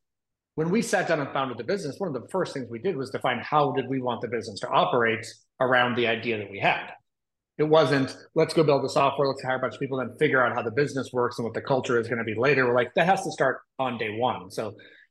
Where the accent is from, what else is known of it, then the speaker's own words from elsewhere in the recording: Austin, Texas, United States; moved away as an adult; also born or lived in Indianapolis, Indiana; now in Nashville, United States; So we had lived in Austin for quite a while. That's where I grew up. That's where I'm from